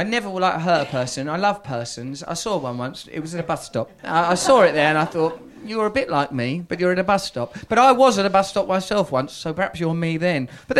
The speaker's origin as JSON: {"language": "English", "country": "United Kingdom", "said": "Yeah, I'm British as well."}